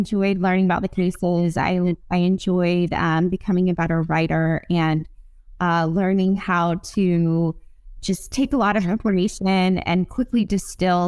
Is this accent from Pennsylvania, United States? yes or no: no; Arizona, United States; moved away as an adult; also born or lived in Fairfax County, Virginia; So I'm from Arizona